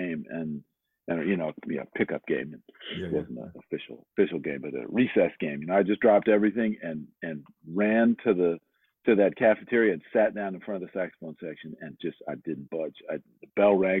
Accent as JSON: {"language": "English", "area": "D.C.", "region": "Maryland suburbs of Washington", "country": "United States", "tie": "born or raised there", "said": "I did a lot of growing up outside of Washington, D.C. in the Maryland suburbs"}